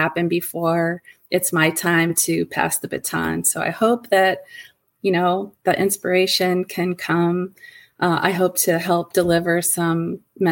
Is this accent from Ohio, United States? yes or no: yes; Ohio, United States; moved away as an adult; also born or lived in Michigan; I made a move from my home state, which is Ohio, to Michigan.